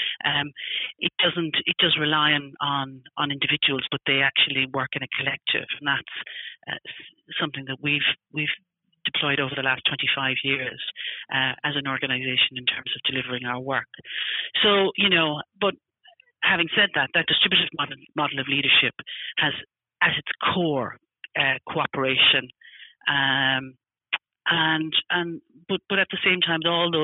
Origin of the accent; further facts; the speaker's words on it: Ireland; also born or lived in United States; now in United Kingdom; I'm obviously originally from Ireland